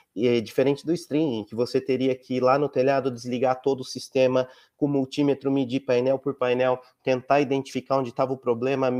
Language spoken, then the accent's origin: Portuguese; Campinas, São Paulo, Brazil; eu sou de Campinas